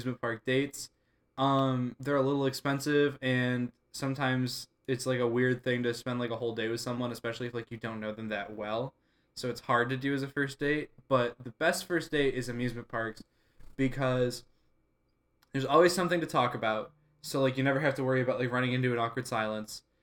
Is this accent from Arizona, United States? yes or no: no; Parma Heights, Ohio, United States; I grew up in Parma Heights